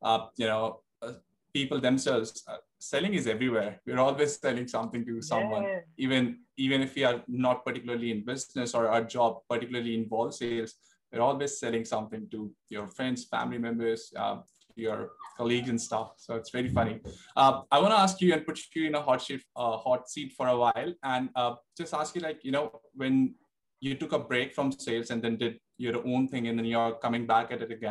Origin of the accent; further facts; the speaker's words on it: Delhi, India; moved away as an adult; now in Sydney, Australia; I was born and raised in Delhi. That's where I've spent 20 years of my life. And at 21, I decided to come to Australia